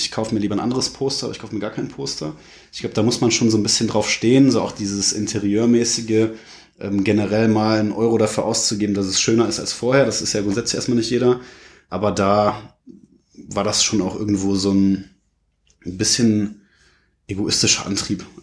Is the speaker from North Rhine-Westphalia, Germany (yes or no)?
yes; Neuss, North Rhine-Westphalia, Germany; Aus Neuss.